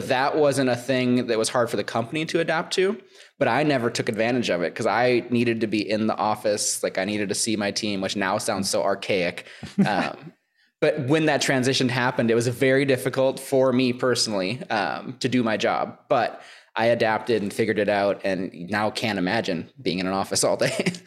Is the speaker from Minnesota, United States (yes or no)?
yes; Minnesota, United States; my hometown. I'm from Minnesota